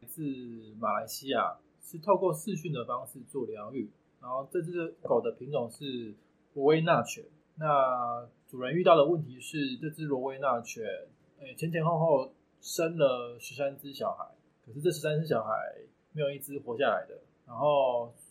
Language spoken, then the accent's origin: Chinese; Tainan, Taiwan; 我是来自台南的宠物王子。目前我服务的项目有宠物疗愈以及宠物易经沟通咨询